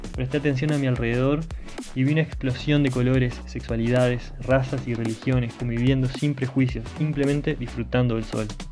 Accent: Paysandú, Uruguay; moved away as an adult; also born or lived in Montevideo, Uruguay / France / Wellington, New Zealand; nací en Paysandú, Uruguay. Mi viaje comienza a los 20 años cuando decidí ir a la capital a estudiar y trabajar.

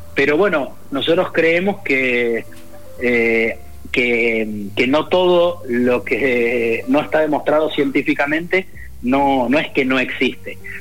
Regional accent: Mendoza, Argentina; la relación como mendocinos que tenemos con el vino

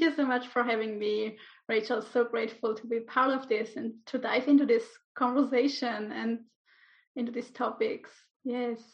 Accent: Switzerland; moved away as an adult; also born or lived in Ibiza, Spain; now in Menorca, Spain; I'm originally from Switzerland.

